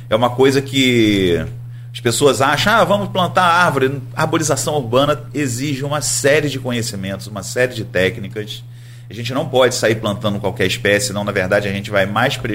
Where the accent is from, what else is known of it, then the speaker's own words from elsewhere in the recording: Nova Friburgo, Rio de Janeiro, Brazil; now in Campos dos Goytacazes, Brazil; Eu estou em Campos desde 1997. Você é do? Eu sou de Nova Friburgo. Ah, então. Da região serrana aqui do Rio